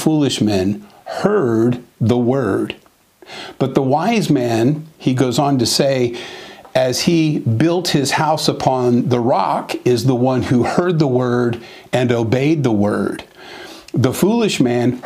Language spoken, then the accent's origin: English; Southern California, United States; I was raised in Southern California and spent most of my life there